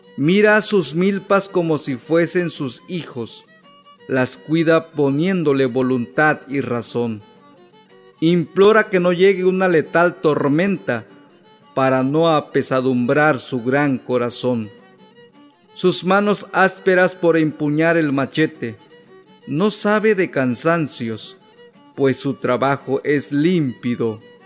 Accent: Tlacoachistlahuaca, Guerrero, Mexico; first language Amuzgo (Ñomndaa); Spanish is a second language; soy de Tlacuachistlahuaca, Guerrero.

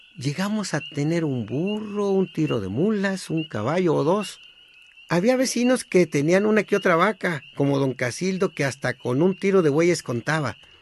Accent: Guasave, Sinaloa, Mexico; moved away; also born or lived in Mexico City; Nací en la Noria, Guasave, Sinaloa

